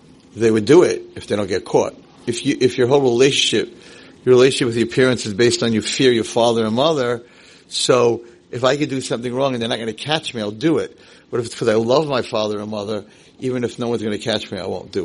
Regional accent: Muncie, Indiana, United States; moved away; I grew up in Muncie

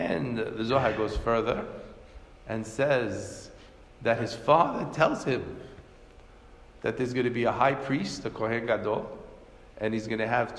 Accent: United States; we grew up in America

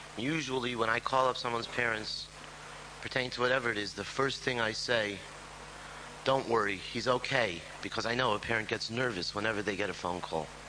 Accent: Chicago, Illinois, United States; We grew up together in Chicago, on the south side.

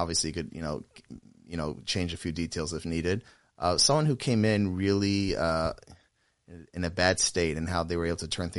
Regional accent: Atlanta, Georgia, United States; The same because I'm from Atlanta and I don't say Atlanta anymore.

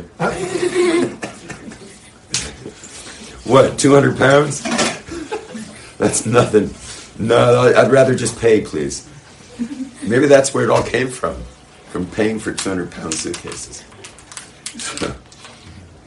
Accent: Los Angeles, California, United States; moved away; I grew up in West LA.

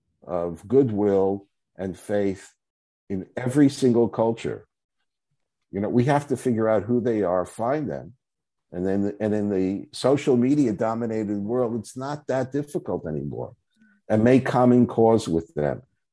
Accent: New York City, New York, United States; I'm, you know, originally born and bred in Brooklyn.

